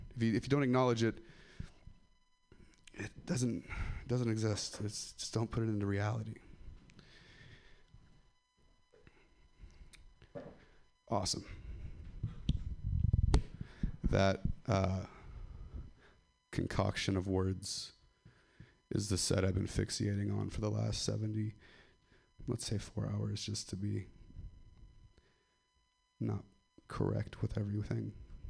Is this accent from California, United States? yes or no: yes; Ripon, California, United States; I'm from Ripon. I'll still rep.